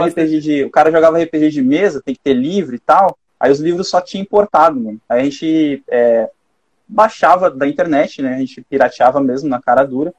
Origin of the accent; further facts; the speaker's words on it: Gaúcho, Rio Grande do Sul, Brazil; eu sou gaúcho